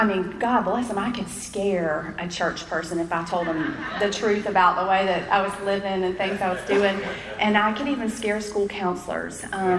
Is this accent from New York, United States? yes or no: no; Wilson, North Carolina, United States; first language English; now in Durham, United States; I'm from Wilson, North Carolina, so there's the Wilson corner. And that's where I was born and raised